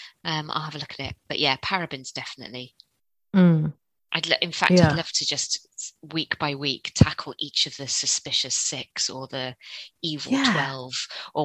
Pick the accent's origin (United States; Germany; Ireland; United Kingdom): United Kingdom; Cardiff, Wales; we're from Cardiff